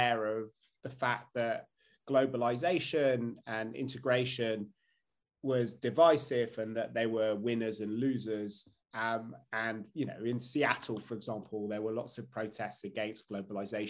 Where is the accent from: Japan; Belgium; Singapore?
Belgium; Brussels, Brussels-Capital Region; now in United Kingdom; Where I grew up, when I grew up in Brussels